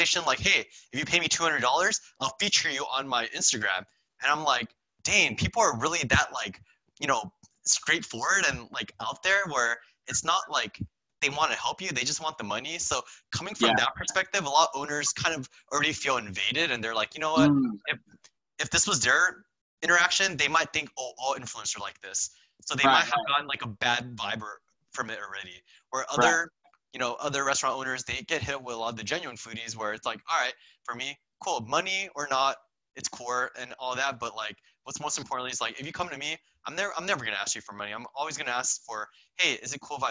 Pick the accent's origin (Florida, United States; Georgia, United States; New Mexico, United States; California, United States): California, United States; Santa Clarita Valley, Los Angeles; So I'm from the Santa Fe Valley